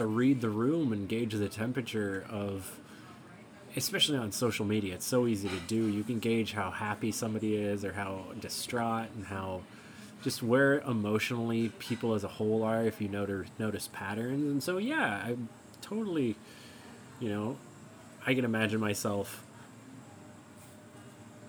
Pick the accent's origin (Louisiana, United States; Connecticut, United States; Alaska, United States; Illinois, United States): Alaska, United States; Growing up in Alaska